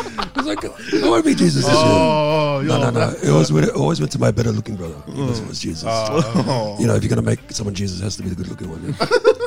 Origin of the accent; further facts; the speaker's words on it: Rotorua, Bay of Plenty, New Zealand; first language Samoan; moved away as an adult; also born or lived in United Kingdom; now in Australia; Born in New Zealand. Did most of my schooling and life in Rotorua.